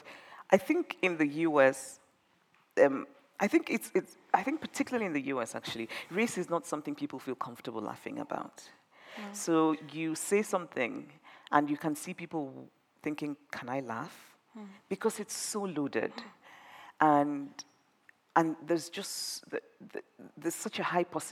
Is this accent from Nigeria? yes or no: yes; Nigeria; moved away as an adult; I grew up in Nigeria